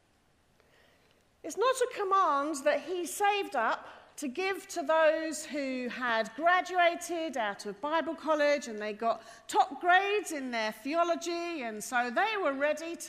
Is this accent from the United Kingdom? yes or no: yes; England, United Kingdom; I am from England